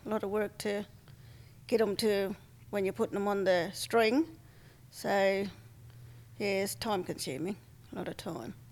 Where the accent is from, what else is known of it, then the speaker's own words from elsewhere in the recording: Point Pearce, South Australia, Australia; now in Port Victoria, Australia; I come from Point Pierce, but I live at Port Victoria.